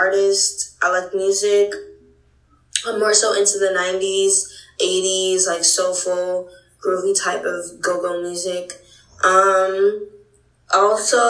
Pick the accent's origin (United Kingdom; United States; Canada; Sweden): United States; Boston, Massachusetts; my best friend, Genica, from back home, Boston, Massachusetts